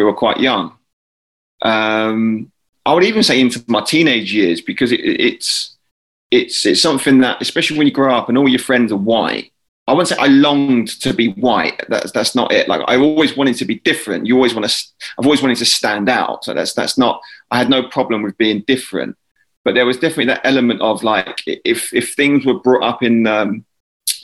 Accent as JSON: {"language": "English", "region": "England", "country": "United Kingdom", "tie": "born or raised there", "moved": "as an adult", "lives_now": "Philippines", "said": "I probably saw myself more as being English and being quite white"}